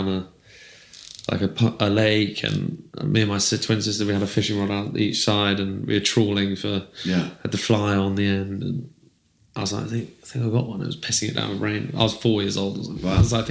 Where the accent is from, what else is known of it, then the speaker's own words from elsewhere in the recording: Herefordshire, West Midlands, United Kingdom; I grew up in Herefordshire and I was around like farming day to day